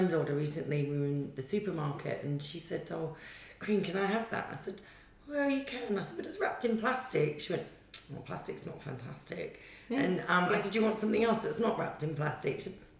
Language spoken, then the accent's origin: English; Australia; moved away; I'm from Australia and I want to go home.